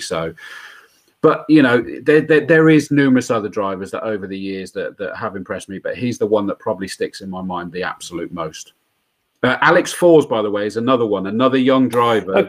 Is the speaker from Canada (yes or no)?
no; Yate, South West England, United Kingdom; now in Swindon, United Kingdom; I still only live in Swindon now. I grew up in Yate, the other side, Yater